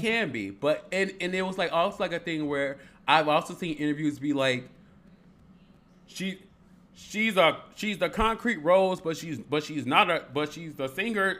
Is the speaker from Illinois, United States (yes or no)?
yes; Harvey, Illinois, United States; I'm from Harvey